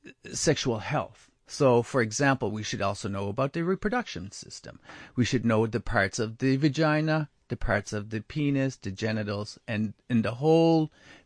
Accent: Canada; I grew up first in Neskazoni First Nation, where it's Mi'kmaq speaking.

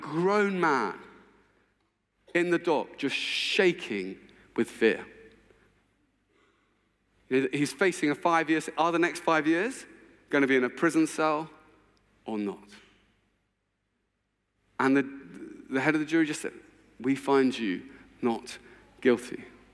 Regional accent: England, United Kingdom; I'm English

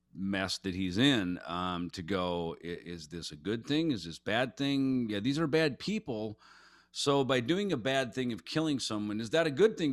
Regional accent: Jackson, Minnesota, United States; I grew up in Jackson, Minnesota

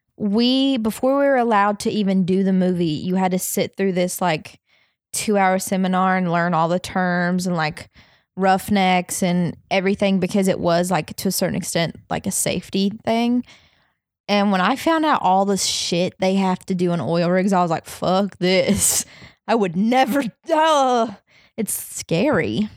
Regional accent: the South, United States; moved away; I grew up in the South

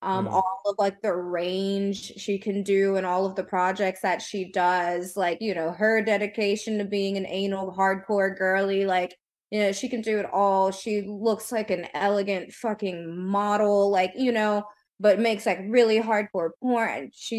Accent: the South, United States; now in California, United States; I'm from the South.

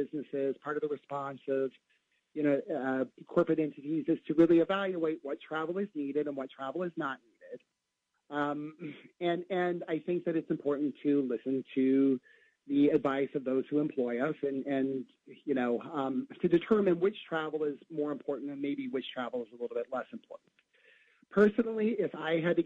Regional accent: Antwerp, Ohio, United States; I grew up in Antwerp, Ohio

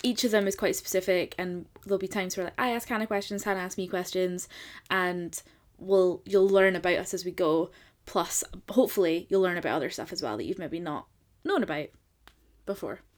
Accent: Scotland, United Kingdom; I'm from Scotland

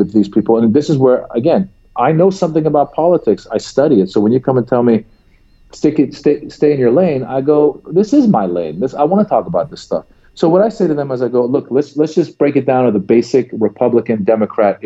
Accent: United States; as an American

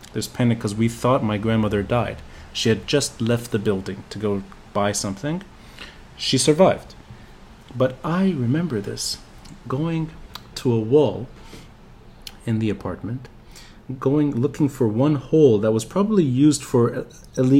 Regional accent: Beirut, Beirut Governorate, Lebanon; now in New York, United States; my memory of growing up in Beirut

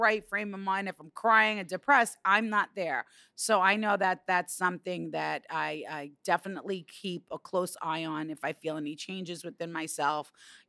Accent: New York, United States; I'm a New Yorker.

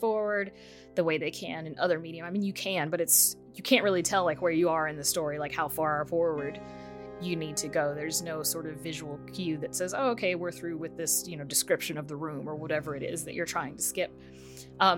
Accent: United States; us as Americans

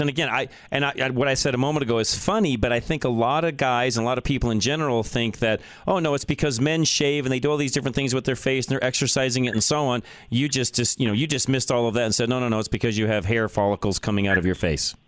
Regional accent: Boulder, Colorado, United States; moved away; It's where I was born. It's where I grew up. I still have uh, businesses there, property, and so on. I don't live there any longer, but I grew up in Boulder, Colorado

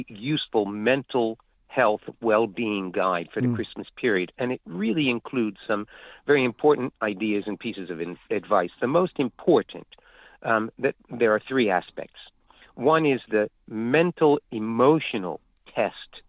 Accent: United States; I was born in the United States

